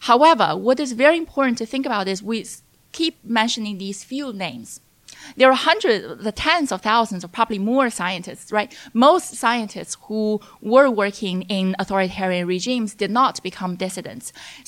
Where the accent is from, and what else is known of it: China; born or raised there